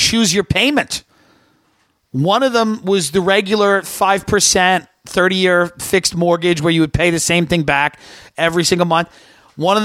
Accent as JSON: {"language": "English", "area": "Long Island", "region": "New York", "country": "United States", "tie": "born or raised there", "said": "growing up in Long Island"}